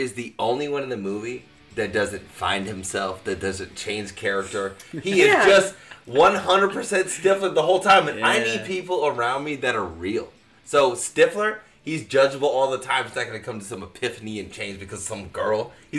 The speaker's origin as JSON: {"language": "English", "region": "Midwest", "country": "United States", "tie": "born or raised there"}